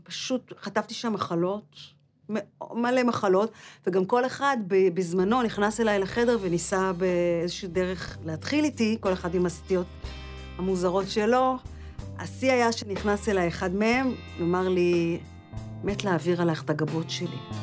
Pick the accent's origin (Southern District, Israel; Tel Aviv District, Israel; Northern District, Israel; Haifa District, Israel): Southern District, Israel; Omer; גדלתי בעומר, ליד באר שבע, ברחוב פלפלון 20